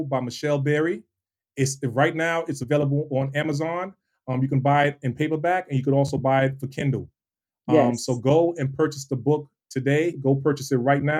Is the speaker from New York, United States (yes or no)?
yes; New York City, New York, United States; also born or lived in Trinidad; now in Georgia, United States; I was born in Brooklyn